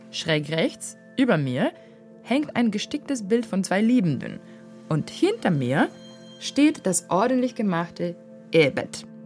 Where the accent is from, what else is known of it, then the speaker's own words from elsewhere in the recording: Varna, Varna Province, Bulgaria; Outsourcing-Unternehmen Regiocom am bulgarischen Standort Varna am Schwarzen Meer. Also, hier in meiner Heimatstadt.